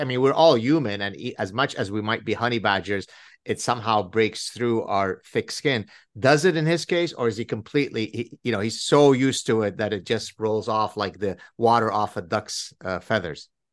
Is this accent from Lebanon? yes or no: yes; Lebanon; moved away; We were inseparable growing up in Lebanon